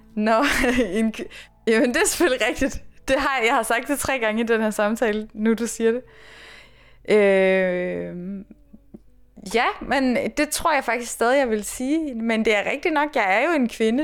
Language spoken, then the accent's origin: Danish; East Jutland, Central Denmark Region, Denmark; moved away as an adult; also born or lived in Aarhus; now in Copenhagen, Denmark; så er jeg jo jyde